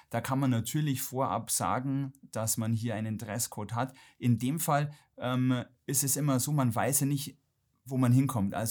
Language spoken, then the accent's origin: German; Ingolstadt, Bavaria, Germany; Baujahr 80. Ähm, ich komme gebürtig aus Ingolstadt, äh, bin leider von meinen Eltern etwas zu Hochdeutsch erzogen worden